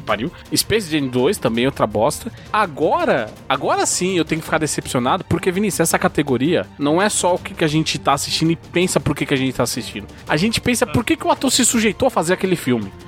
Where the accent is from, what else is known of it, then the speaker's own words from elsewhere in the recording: Brazil; enquanto brasileiro